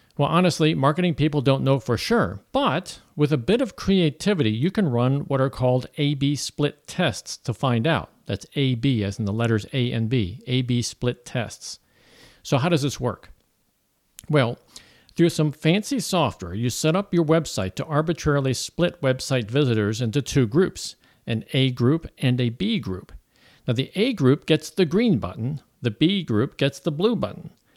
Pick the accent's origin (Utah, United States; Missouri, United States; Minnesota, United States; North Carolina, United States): Missouri, United States; Florissant; moved away as an adult; also born or lived in Woodland Hills, California / Ventura County, California; now in Saint Louis, United States; I grew up in Florissant, Missouri.